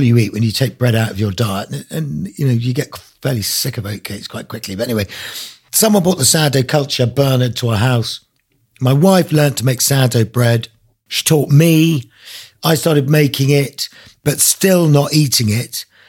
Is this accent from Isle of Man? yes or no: yes; Isle of Man; moved away as an adult; also born or lived in South London; now in Black Mountains, Wales; I grew up in the Isle of Man, so I'm Manx, but, you know, left there when I was eighteen